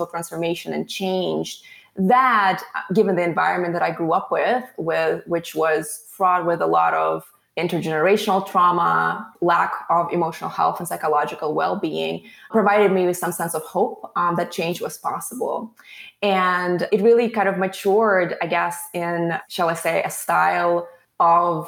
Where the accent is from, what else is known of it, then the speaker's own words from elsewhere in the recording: Latvia; moved away as an adult; now in United States; I was growing up as a young person, a teenager in Latvia, Eastern Europe